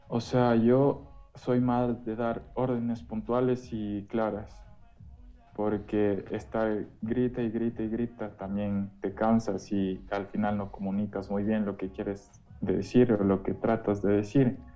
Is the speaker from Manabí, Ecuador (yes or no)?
no; Quito, Pichincha, Ecuador; Soy de, aquí, de Quito, soy, eh, toda mi vida me he criado aquí